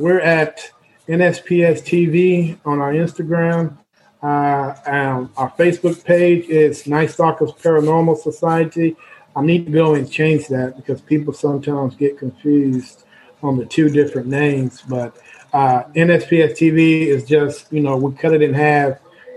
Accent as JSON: {"language": "English", "region": "Central Texas", "country": "United States", "said": "we're from Central Texas."}